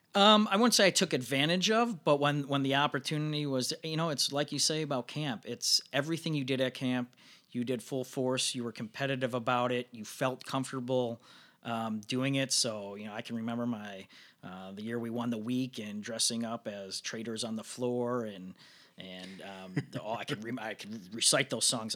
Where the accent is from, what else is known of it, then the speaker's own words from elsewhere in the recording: Northbrook, Illinois, United States; I was from Northbrook